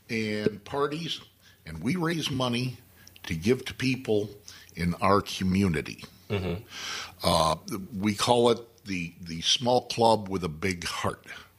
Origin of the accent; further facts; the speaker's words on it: Elgin, Illinois, United States; now in Saugatuck, United States; I was born and raised in Elgin, but I came down to Saugatuck about 38 years ago.